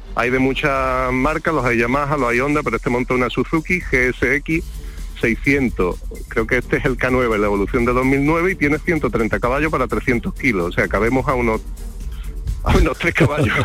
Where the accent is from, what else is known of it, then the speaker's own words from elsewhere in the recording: Benamahoma, Andalusia, Spain; moved away as an adult; also born or lived in Córdoba; now in Seville, Spain; yo soy de Benamahoma, nací allí estuve hasta el año 2001, perdón, que me fui a estudiar a Córdoba